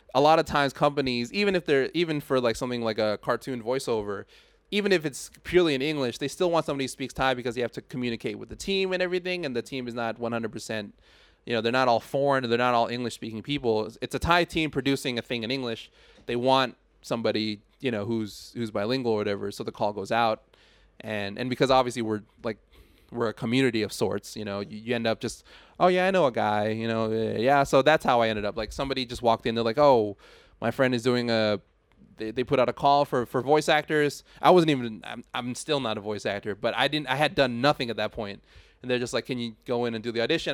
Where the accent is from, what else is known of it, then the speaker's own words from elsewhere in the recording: Thailand; me growing up in Thailand